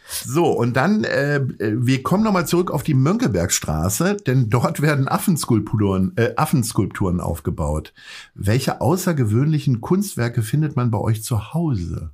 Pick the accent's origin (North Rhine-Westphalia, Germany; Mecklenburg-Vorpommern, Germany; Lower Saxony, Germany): Lower Saxony, Germany; Hanover; ich komme aus Hannover